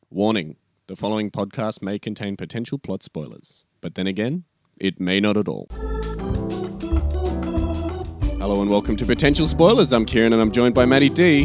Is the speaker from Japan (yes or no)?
no; Australia; since we're Australian